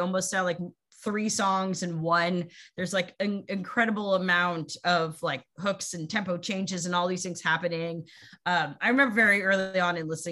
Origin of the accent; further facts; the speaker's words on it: United States; as an American